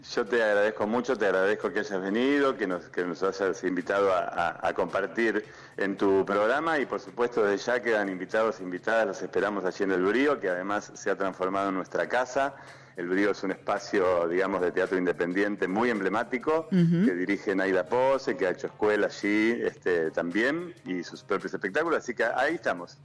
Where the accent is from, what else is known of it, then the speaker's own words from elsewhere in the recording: Argentina; como argentinos